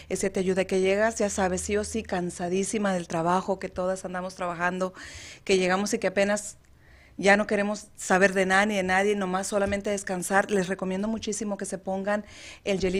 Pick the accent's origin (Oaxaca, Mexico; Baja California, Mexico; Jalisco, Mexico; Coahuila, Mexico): Baja California, Mexico; Mexicali; Yo soy de Mexicali, Baja California. Ah. Orgullosamente Cachanilla.